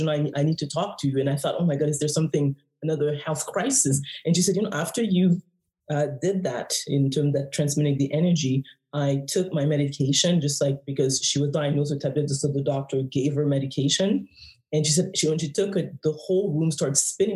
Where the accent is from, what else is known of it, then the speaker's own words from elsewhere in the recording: Haiti; I'm from the West Indies, I'm from Haiti.